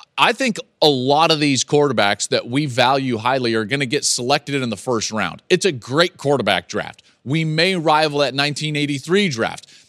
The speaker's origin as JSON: {"language": "English", "town": "Denver", "region": "Colorado", "country": "United States", "tie": "born or raised there", "said": "I grew up in Denver"}